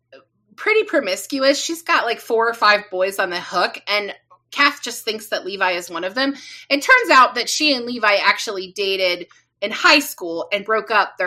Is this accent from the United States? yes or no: yes; Midwest, United States; I'm from the Midwest, so we know our ranch dressings.